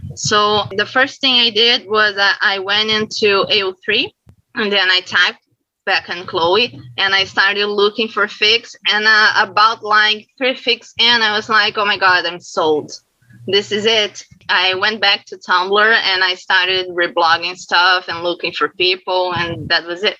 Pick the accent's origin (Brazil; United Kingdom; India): Brazil; I'm from Brazil